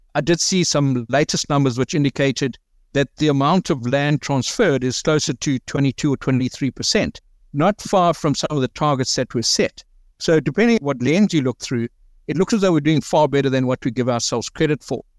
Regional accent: South Africa; we deal with a lot as the South African businessman

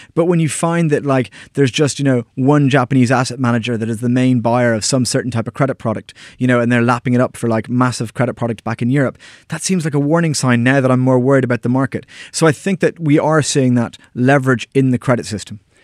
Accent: Ireland; moved away; all my friends back in Ireland

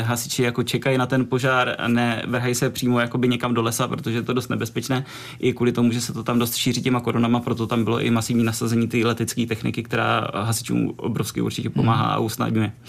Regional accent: Czechia; u nás v Čechách

